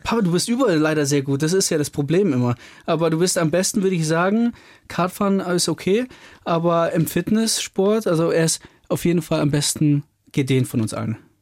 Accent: Überlingen, Baden-Württemberg, Germany; bei uns in Überling, wo wir herkommen, am Bodensee

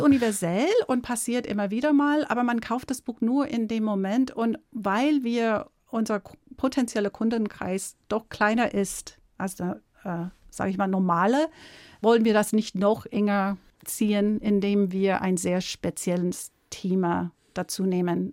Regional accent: United States; German is a second language; moved away as an adult; now in Munich, Germany; Ich bin keine deutsche Muttersprachlerin. Ich komme aus Amerika, bin mit einem Deutschen verheiratet

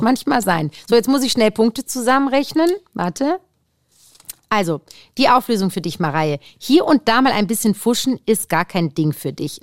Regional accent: Saarbrücken, Saarland, Germany; moved away as an adult; also born or lived in Cologne; now in Munich, Germany; Ich komme aus der Saarbrücken äh, ich habe dort auch gelebt, in Köln studiert

